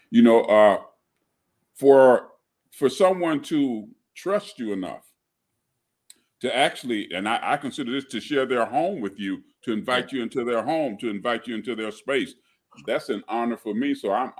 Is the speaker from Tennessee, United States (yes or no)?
yes; Chattanooga, Tennessee, United States; moved away as an adult; also born or lived in Aiken, South Carolina; now in Atlanta, United States; born and raised in Chattanooga, Tennessee. You know, it's north of Atlanta, so I'm from the north.